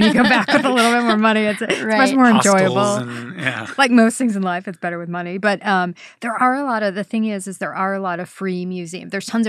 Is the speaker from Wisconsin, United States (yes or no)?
yes; Wisconsin, United States; I'm from Wisconsin, right. So it never gets that cold.